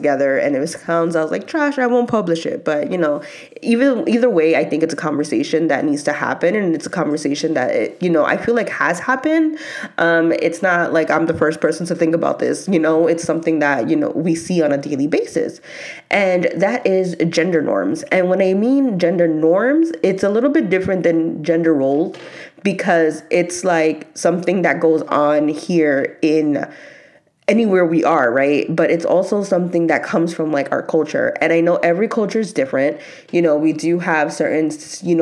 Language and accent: English; New York, United States; me growing up in New York and just having like that Hispanic background